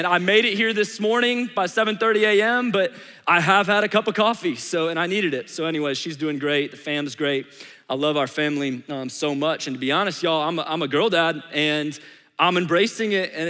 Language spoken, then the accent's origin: English; St. Louis, Missouri, United States; moved away as an adult; now in Atlanta, United States; I was born and raised in St. Louis, Missouri